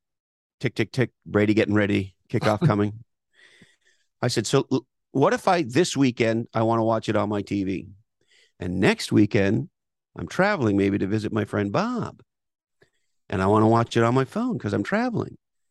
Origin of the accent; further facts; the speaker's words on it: Montreal, Quebec, Canada; I grew up in Montreal. All the great heroes of the Montreal Canadiens winning all those Stanley Cups.